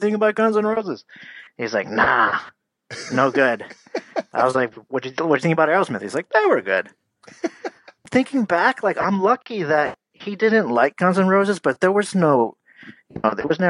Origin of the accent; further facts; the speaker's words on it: Easton, Pennsylvania, United States; I grew up in Easton, Pennsylvania